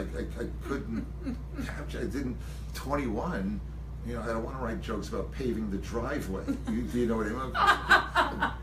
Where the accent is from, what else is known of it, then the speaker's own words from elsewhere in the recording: Long Island, New York, United States; I grew up on Long Island